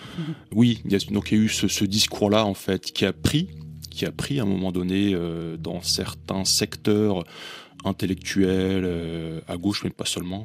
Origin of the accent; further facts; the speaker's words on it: Valenciennes, Hauts-de-France, France; je suis né à Valenciennes, tout en haut de cette France où il fait froid